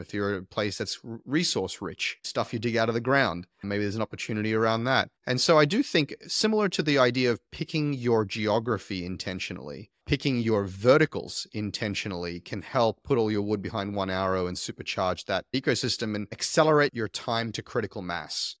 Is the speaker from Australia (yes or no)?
yes; Queensland, Australia; also born or lived in Silicon Valley; Queensland, my home state